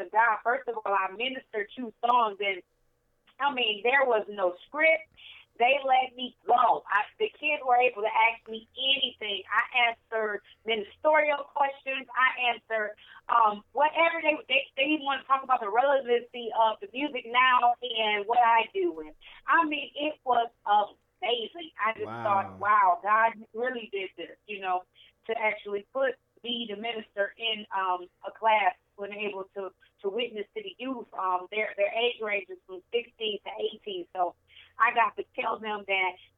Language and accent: English; Saginaw, Michigan, United States; moved away as an adult; now in Rochester, United States; I'm from Saginaw, but I live out here, Rochester, Shelby Township area